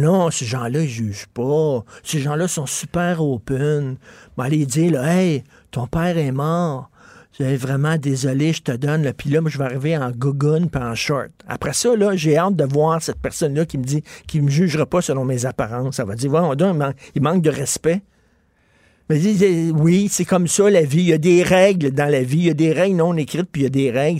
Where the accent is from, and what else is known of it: Montreal, Quebec, Canada